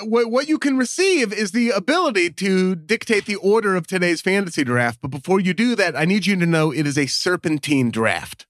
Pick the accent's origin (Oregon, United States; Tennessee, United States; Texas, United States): Oregon, United States; I'm from Oregon